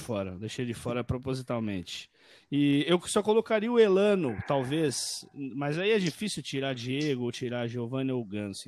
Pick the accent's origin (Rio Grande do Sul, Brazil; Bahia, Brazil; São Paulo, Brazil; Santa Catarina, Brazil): São Paulo, Brazil; Santos; eu sou de Santos, né? Sempre fui corintiano, mas nasci em Santos, cresci em Santos